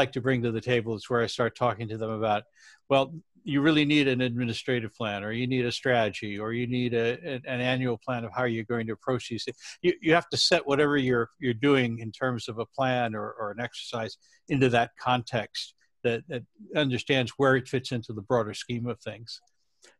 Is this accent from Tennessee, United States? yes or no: no; San Francisco, California, United States; my hometown with you know, my friends and family